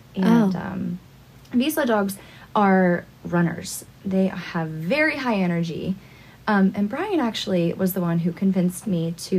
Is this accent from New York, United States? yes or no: no; Marietta, Georgia, United States; moved away; I'm originally from Marietta, Georgia.